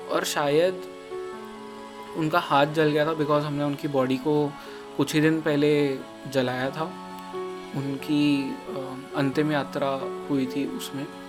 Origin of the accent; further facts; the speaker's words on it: India; मैं जन्म से पला बड़ा ही इंडिया में हूँ